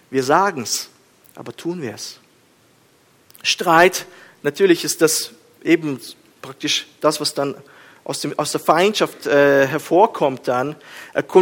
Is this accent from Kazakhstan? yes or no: yes; Kazakhstan; Ich bin in Kasachstan aufgewachsen. Wir haben uns geschlagen die ganze Zeit. Hof gegen Hof und äh, Steine flogen und alles.